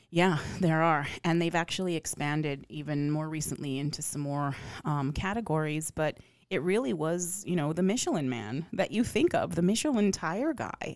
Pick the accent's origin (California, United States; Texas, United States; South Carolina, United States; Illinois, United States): Texas, United States; outside of El Paso; moved away; I grew up with hole in the walls that are incredibly famous from the back roads of, um, outside of El Paso